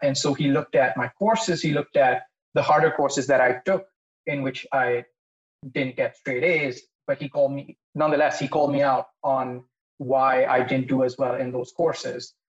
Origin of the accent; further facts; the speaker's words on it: India; moved away as an adult; also born or lived in San Francisco, United States; now in New York, United States; I was born and raised in India. Grew up here. Uh, went to high school here.